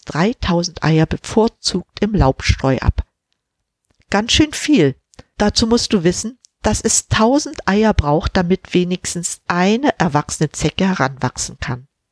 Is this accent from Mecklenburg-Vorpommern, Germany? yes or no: yes; Mecklenburg-Vorpommern, Germany; Ich bin schließlich in Mecklenburg-Vorpommern aufgewachsen